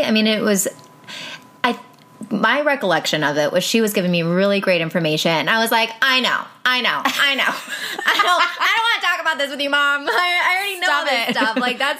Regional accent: Cleveland, Ohio, United States; In Cleveland, Ohio.

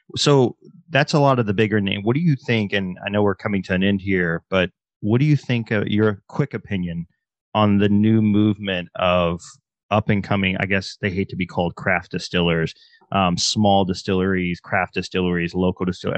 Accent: Oklahoma, United States; moved away; also born or lived in Texas; I went to high school in Oklahoma

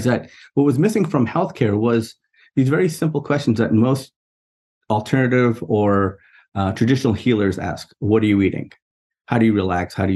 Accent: New York City, New York, United States; I grew up in New York City, in a borough called Queens, in a neighborhood called Jackson Heights

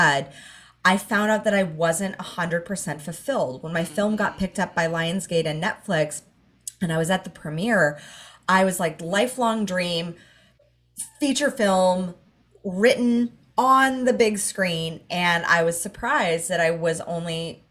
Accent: Los Angeles, California, United States; moved away as an adult; now in Gold Coast, Australia; I grew up in Hollywood

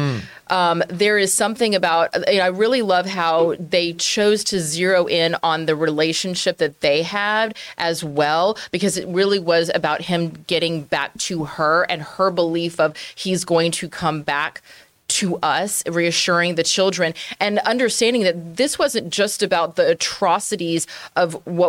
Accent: Louisiana, United States; I'm from South Louisiana originally. I've spent many, many times as a little child crawling through swamps and wrestling with alligators just for funsies.

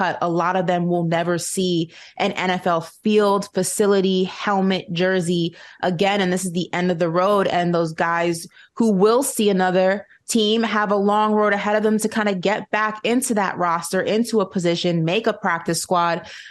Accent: New York, United States; as a New Yorker

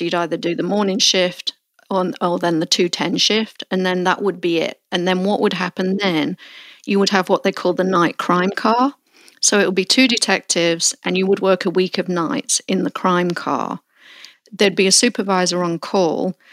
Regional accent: Melton Mowbray, East Midlands, United Kingdom; moved away; I revisit my hometown of Mount Mowbray

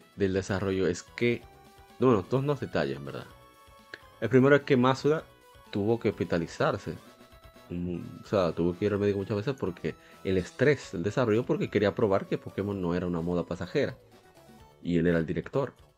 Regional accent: Dominican Republic; en mi país

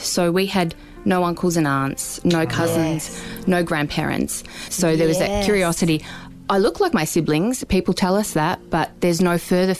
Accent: Werribee, Victoria, Australia; also born or lived in Melbourne; We lived in Werribee mostly growing up.

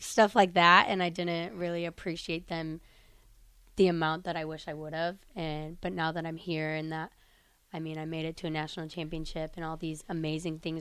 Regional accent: Sterling, Illinois, United States; now in Lincoln, United States; I'm from Sterling, Illinois, so it's kind of a smaller town in Illinois

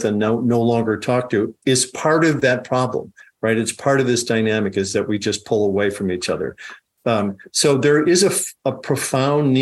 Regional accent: Dubuque, Iowa, United States; also born or lived in Chicago, Illinois; So I grew up in Iowa. I grew up in elementary school and high school in Dubuque, Iowa

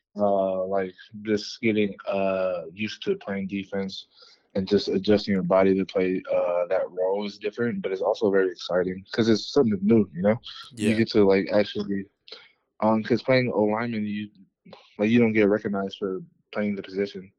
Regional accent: East Palo Alto, California, United States; moved away as an adult; also born or lived in Kansas; now in Denver, United States; I grew up in California, uh, in the Bay Area uh, from a small town called East Palo Alto

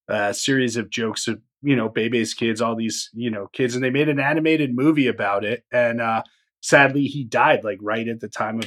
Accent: Illinois, United States; I grew up in Illinois.

